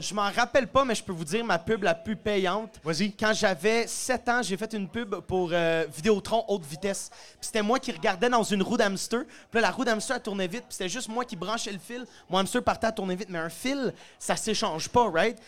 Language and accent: French; Sainte-Thérèse, Quebec, Canada; moved away as an adult; now in Montreal, Canada; Je viens, de Sainte-Thérèse, sur la rive nord de Montréal, mais j'habite Montréal depuis une couple d'années